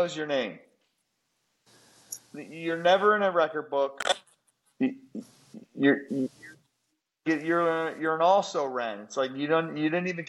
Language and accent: English; United States; as an American